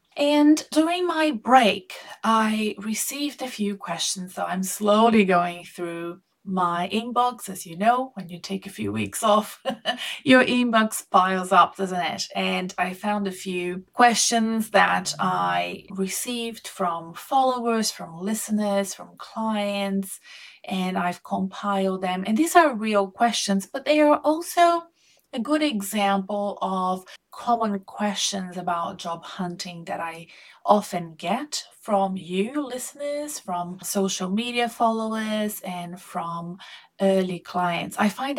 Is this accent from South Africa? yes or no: no; Melbourne, Victoria, Australia; also born or lived in Brazil; I am an Australian Brazilian living in Melbourne, Australia.